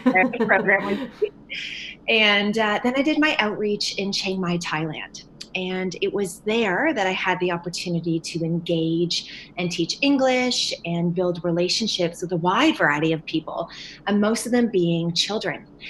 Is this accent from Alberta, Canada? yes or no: no; St. Catharines, Ontario, Canada; now in London, Canada; I was uh, born and raised in St. Catharines, Ontario, but uh, recently relocated to London, Ontario